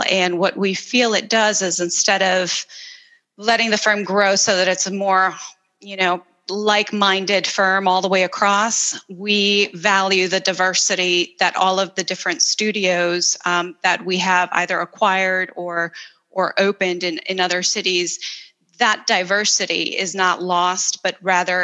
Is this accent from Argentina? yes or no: no; El Salvador; moved away; I'm originally from El Salvador, and I grew up in this tiny little country